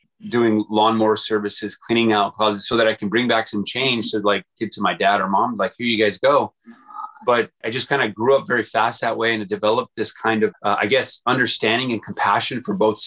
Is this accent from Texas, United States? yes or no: yes; El Paso, Texas, United States; moved away as an adult; I grew up in El Paso, Texas, small town, in a small house, kind of, you know, really USA poor, and was there until 18 years old before moving out to college